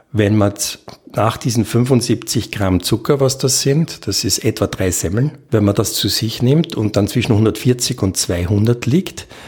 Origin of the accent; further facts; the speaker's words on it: Austria; Und das nehmen wir normalerweise als Österreicher nur in acht Jahren zu.